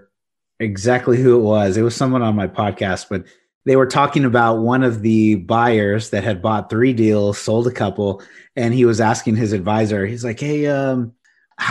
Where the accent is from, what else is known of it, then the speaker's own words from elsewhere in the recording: Corpus Christi, Texas, United States; now in San Antonio, United States; I'm from Corpus Christi. That's where I grew up.